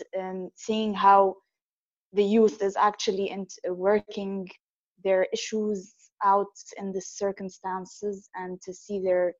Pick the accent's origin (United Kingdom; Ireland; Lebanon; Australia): Lebanon; I'm also from Lebanon.